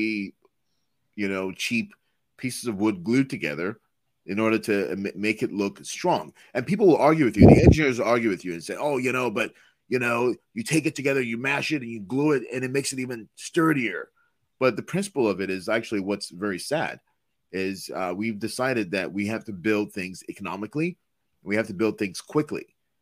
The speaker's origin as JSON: {"language": "English", "region": "Lagos", "country": "Nigeria", "tie": "born or raised there", "moved": "yes", "lives_now": "United States", "said": "a kid growing up in Detroit, Michigan, I'm sorry, in Lagos, Nigeria"}